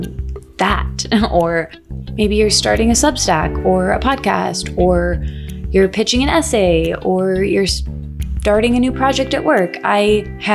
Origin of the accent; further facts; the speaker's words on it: Michigan, United States; I'm from Michigan.